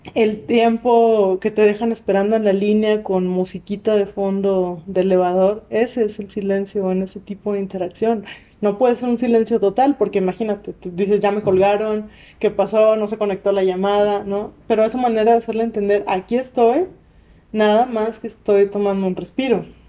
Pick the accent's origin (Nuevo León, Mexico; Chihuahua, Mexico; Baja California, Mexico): Nuevo León, Mexico; Monterrey; accent: regia, norteña; moved away; yo soy de Monterrey